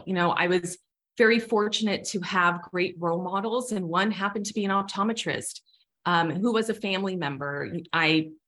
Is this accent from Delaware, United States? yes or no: no; Southern California, United States; also born or lived in Chicago; I'm born and raised in Southern California